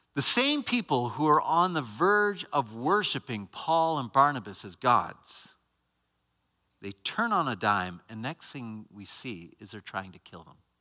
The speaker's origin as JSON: {"language": "English", "country": "Canada", "said": "I'm not American. Canadian."}